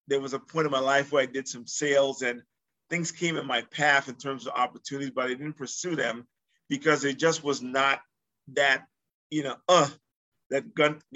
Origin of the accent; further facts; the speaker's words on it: U.S. Virgin Islands; moved away as an adult; also born or lived in Massachusetts; I was born in the Virgin Islands, St. Thomas, Virgin Islands.